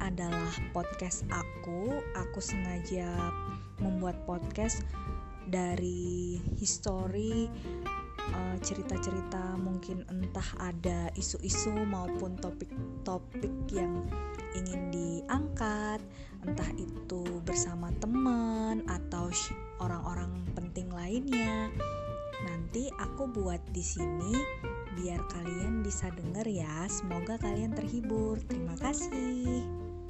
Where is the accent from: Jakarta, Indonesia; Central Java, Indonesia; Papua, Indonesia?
Papua, Indonesia; Jayapura; Aku dari Jayapura